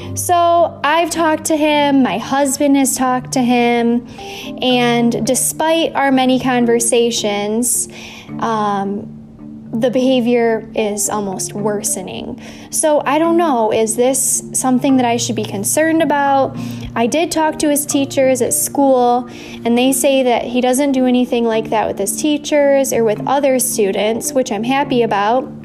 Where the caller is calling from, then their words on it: Louisville, Kentucky, United States; I'm calling in from Louisville, Kentucky.